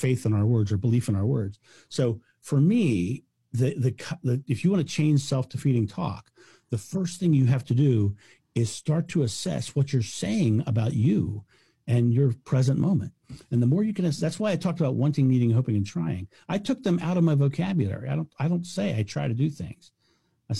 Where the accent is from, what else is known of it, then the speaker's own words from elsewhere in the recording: United States; I'm American